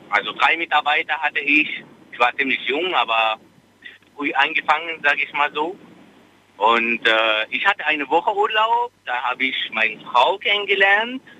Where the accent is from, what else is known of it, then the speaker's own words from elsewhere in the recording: Tunisia; Nein, das ist mein Vorname. Ich komme aus Tunesien.